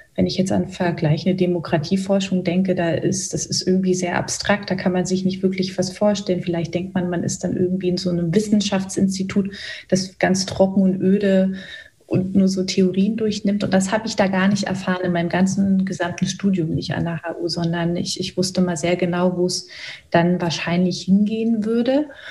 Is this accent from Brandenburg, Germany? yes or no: yes; Cottbus, Brandenburg, Germany; also born or lived in Hoyerswerda; Ich bin so Ende der 70er Jahre in Hoyerswerda geboren, bin dann vier Jahre später in Cottbus, das ist in Brandenburg, weiter aufgewachsen